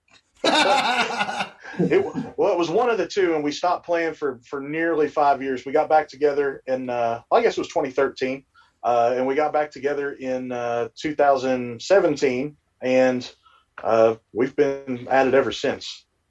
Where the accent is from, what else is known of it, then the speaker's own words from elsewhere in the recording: Kentucky, United States; now in West Virginia, United States; we're all from Kentucky. I just happen to live in West Virginia right now